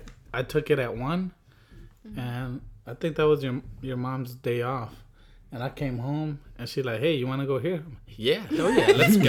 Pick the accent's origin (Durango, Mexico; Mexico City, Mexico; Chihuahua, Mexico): Durango, Mexico; I'm like, hi, I'm from Mexico. I know he overheard, but... But like he told her and she was like okay, like